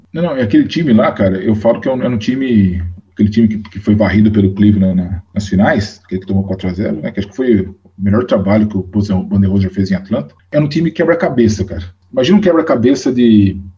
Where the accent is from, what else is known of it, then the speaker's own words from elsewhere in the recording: Rio Claro, São Paulo, Brazil; Eu sou de Rio Claro, né? Sou nascido lá e morei boa, muito boa parte do tempo da, lá